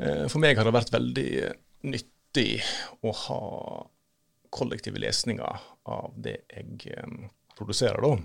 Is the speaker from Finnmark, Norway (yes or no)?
no; Førde, Vestland, Norway; moved away; hjemme i Førde